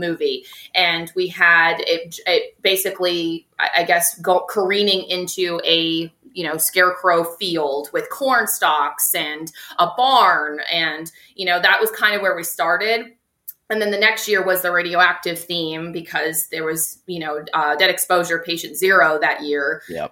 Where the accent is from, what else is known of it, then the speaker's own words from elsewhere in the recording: Tampa, Florida, United States; I'm from Tampa, so I'm okay. I am a natural Floridian. I'm a born and raised Floridian.